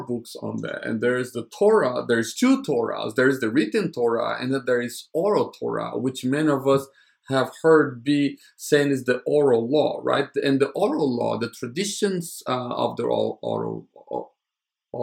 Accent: United States; As an American

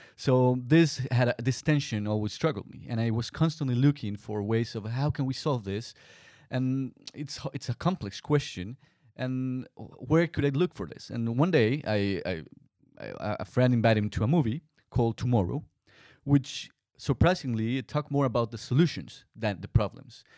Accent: Colombia; moved away as an adult; my home country, Colombia

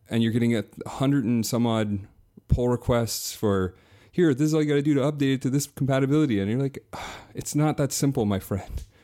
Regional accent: near Toronto, Southern Ontario, Canada; also born or lived in Brooklyn; I'm from, uh, Southern Ontario, so near Toronto

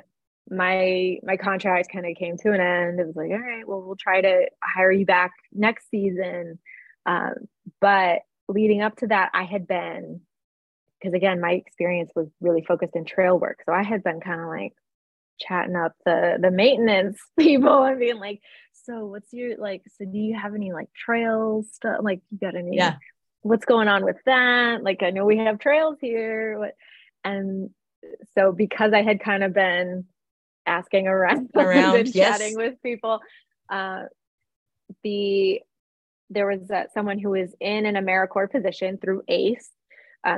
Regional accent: Cleveland, Ohio, United States; my hometown of Cleveland, Ohio

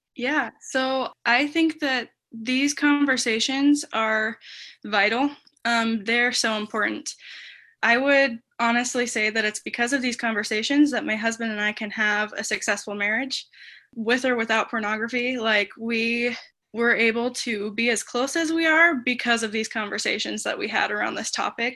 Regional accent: Taylorsville, Utah, United States; moved away as an adult; now in Des Moines, United States; I'm originally from Taylorsville, Utah, but I moved to Des Moines, Iowa

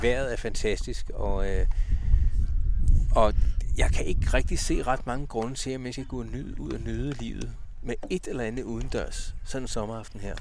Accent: Ølstykke, Capital Region of Denmark, Denmark; hjemme i Ølstykke

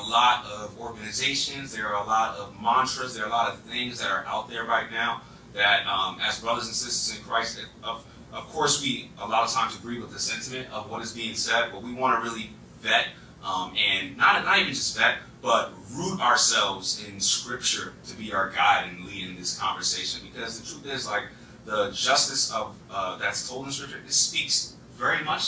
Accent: East Coast, United States; accent: East Coast; That's my East Coast accent

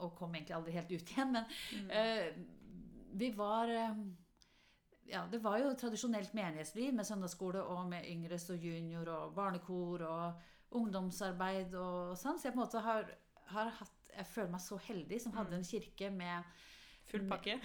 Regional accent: Halden, Østfold, Norway; also born or lived in Ålgård; now in Oslo, Norway; vokste jeg opp i Halden

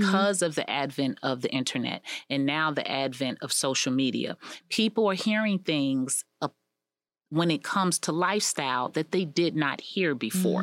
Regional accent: United States; also born or lived in Israel; as an American

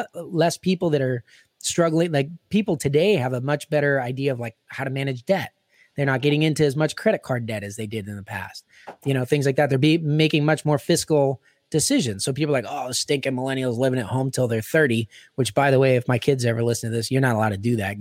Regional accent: Pittsburgh, Pennsylvania, United States; I'm from Pittsburgh

